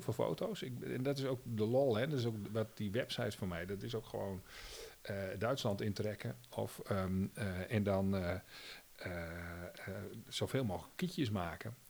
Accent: Netherlands; Als Nederlander

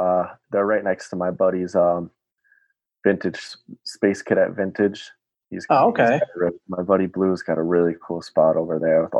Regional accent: near Warren, Rhode Island, United States; growing up near Warren too

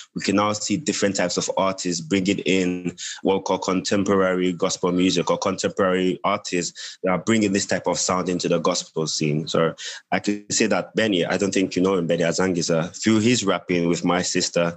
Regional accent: Nigeria; now in Gambia; I'm a Nigerian, I'm a Nigerian currently residing in the Gambia.

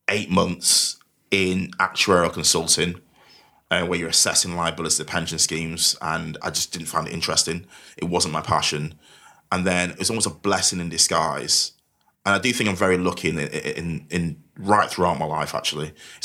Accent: Manchester, North West England, United Kingdom; accent: Mancunian; I don't try to hide my Mancunian accent anymore. It just diluted.

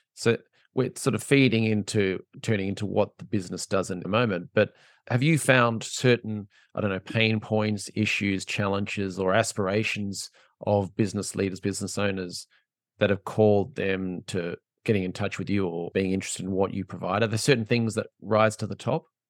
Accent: Australia; I'm from Australia

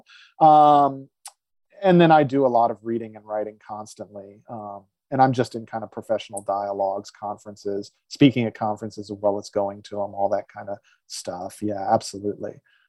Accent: the South, United States; I grew up in the South

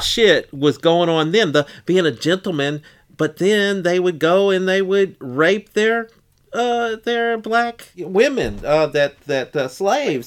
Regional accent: Bloomington, Indiana, United States; growing up in Bloomington

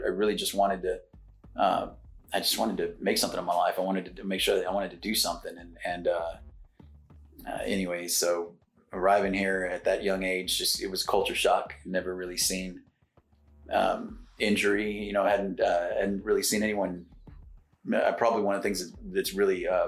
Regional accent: Floresville, Texas, United States; moved away as an adult; also born or lived in San Antonio, Texas / Dallas, Texas / Plano, Texas; I grew up in South Texas. My parents are farmers, hay farmers

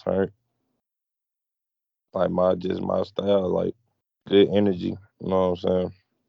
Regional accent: Memphis, Tennessee, United States; I'm from Memphis, Tennessee, 18 years old.

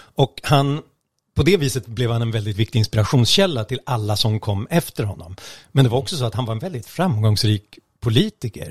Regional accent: Stockholm, Stockholm County, Sweden; jag är stockholmare

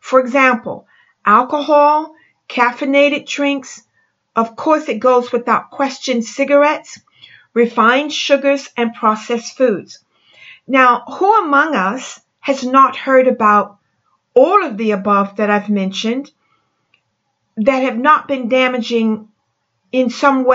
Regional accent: France; moved away; I'm from France

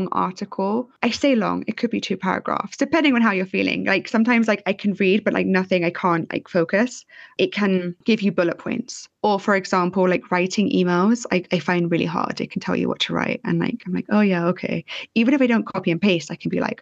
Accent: London, United Kingdom; I'm from London

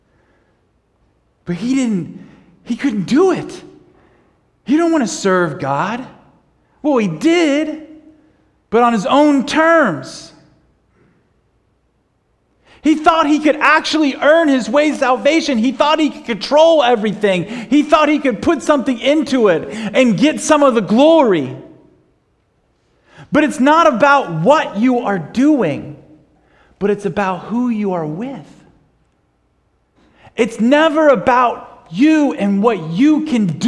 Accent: United States; We're from the United States, and we're you know, missionaries

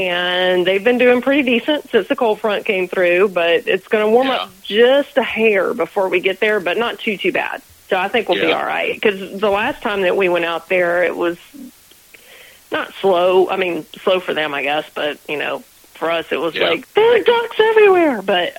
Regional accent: Georgia, United States; also born or lived in Florida; But I grew up in Georgia and North Florida, which is essentially the same as South Georgia.

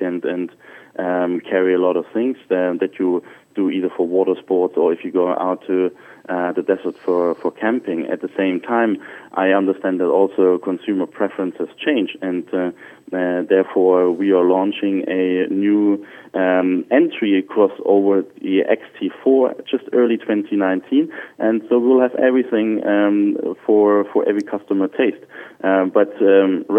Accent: Germany; moved away; I'm from Germany.

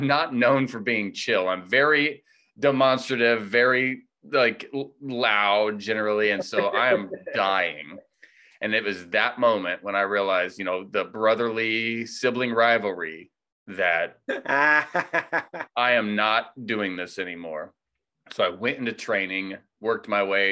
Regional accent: Plainfield, Indiana, United States; also born or lived in Missouri / Greenwood, Indiana; I grew up in Plainfield, west of Indianapolis, on a farm.

